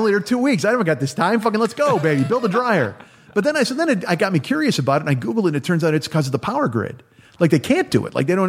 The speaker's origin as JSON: {"language": "English", "town": "Chicago", "region": "Illinois", "country": "United States", "moved": "yes", "lives_now": "Los Angeles, United States", "said": "I live in Los Angeles now. I'm from Chicago."}